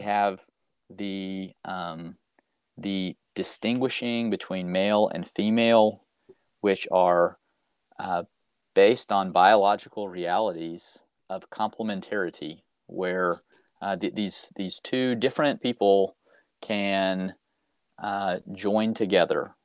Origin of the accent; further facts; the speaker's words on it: Fayetteville, Arkansas, United States; I'm originally from Fayetteville, Arkansas. That's where I grew up